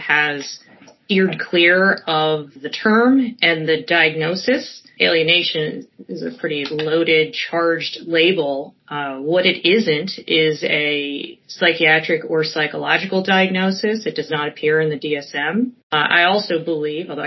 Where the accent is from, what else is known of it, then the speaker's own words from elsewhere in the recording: Chester County, Pennsylvania, United States; also born or lived in Berks County, Pennsylvania; I grew up in Chester County